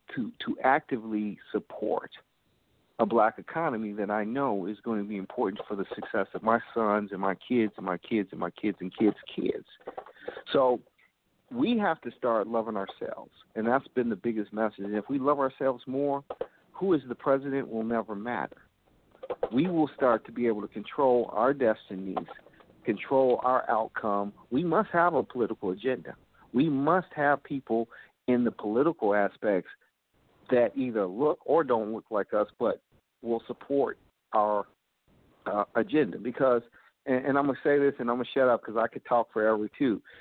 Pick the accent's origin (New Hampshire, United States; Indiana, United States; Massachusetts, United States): Indiana, United States; Gary; I grew up in Gary, Indiana